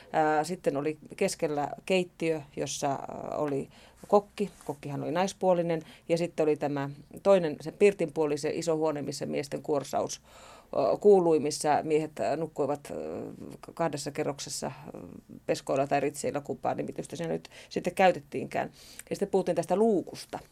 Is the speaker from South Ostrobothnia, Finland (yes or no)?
no; Sodankylä, Lapland, Finland; also born or lived in Kemijärvi; mä olen syntynyt Sodankylässä 60-luvun alussa ja isäni oli uiton metsänhoitaja ja asuimme